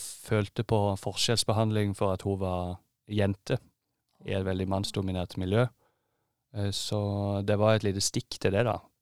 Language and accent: Norwegian; Holum, Agder, Norway; now in Oslo, Norway; nettopp kommet tilbake til Oslo etter å ha vært hjemme i Holum